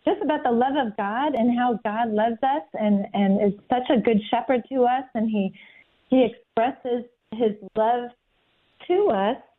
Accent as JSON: {"language": "English", "region": "New Jersey", "country": "United States", "said": "I'm from New Jersey"}